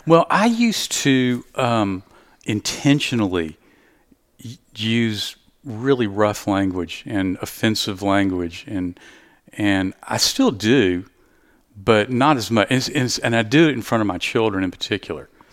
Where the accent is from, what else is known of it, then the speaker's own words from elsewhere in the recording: Southeast Texas, United States; I'm from Southeast Texas